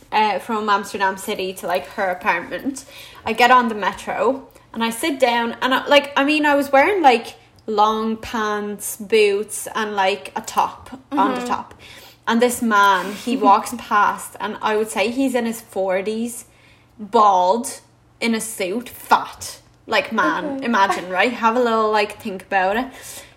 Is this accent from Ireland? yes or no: yes; Dublin, Leinster, Ireland; also born or lived in Latvia; I'm from Dublin.